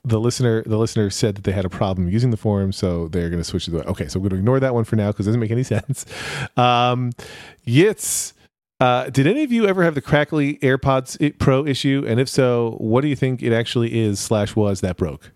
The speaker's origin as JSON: {"language": "English", "country": "United States", "said": "as an American"}